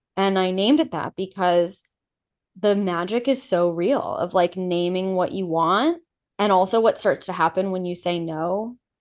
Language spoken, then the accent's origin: English; Los Angeles, California, United States; moved away as an adult; also born or lived in New York; I grew up in Los Angeles in, like, a T V home, an entertainment home